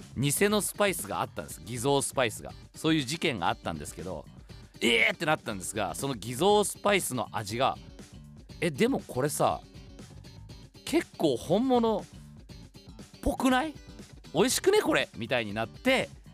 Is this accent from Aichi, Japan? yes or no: yes; Toyokawa, Aichi, Japan; 僕の地元豊川